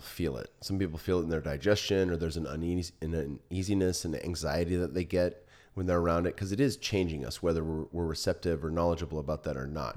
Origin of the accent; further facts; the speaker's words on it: Silicon Valley, California, United States; now in Austin, United States; I grew up in the Silicon Valley